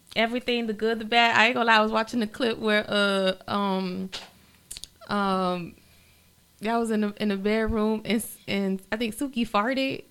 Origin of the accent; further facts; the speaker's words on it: Miami-Dade, Florida, United States; also born or lived in Honduras; Raised in uh-huh. Miami Dade.